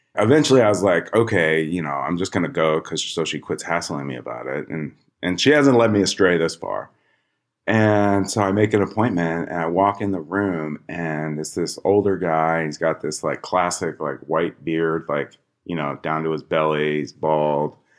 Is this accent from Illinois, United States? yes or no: yes; Chicago, Illinois, United States; And I grew up in Chicago